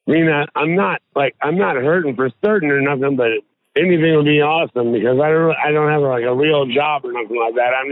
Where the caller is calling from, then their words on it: New Orleans, Louisiana, United States; I'm down in New Orleans, and I'm with people from Michigan.